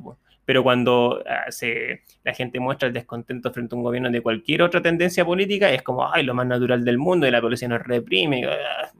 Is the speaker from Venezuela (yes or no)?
no; Chile